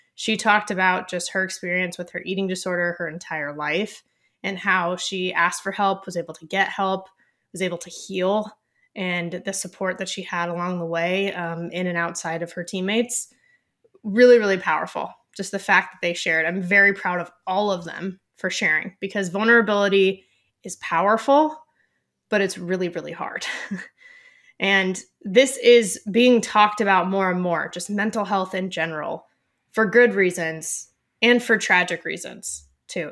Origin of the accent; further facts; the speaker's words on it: Ventura County, Southern California, United States; I'm from Southern California